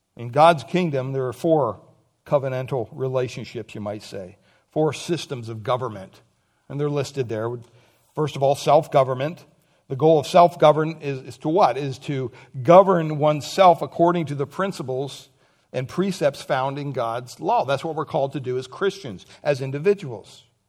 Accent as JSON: {"language": "English", "town": "Montoursville", "region": "Pennsylvania", "country": "United States", "tie": "born or raised there", "said": "growing up in Pennsylvania, Montorsville, Pennsylvania, when I went to school, from kindergarten up to twelfth grade"}